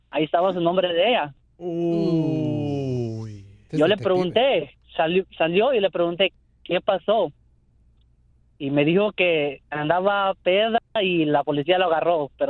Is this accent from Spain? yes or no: no; Belize; soy de Belice